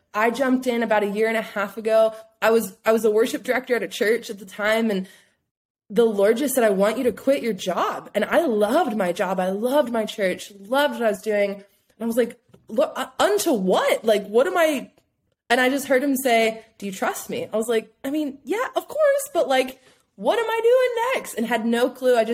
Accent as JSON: {"language": "English", "town": "Pittsburgh", "region": "Pennsylvania", "country": "United States", "moved": "as an adult", "lives_now": "Las Vegas, United States", "said": "I'm originally from Pittsburgh, Pennsylvania"}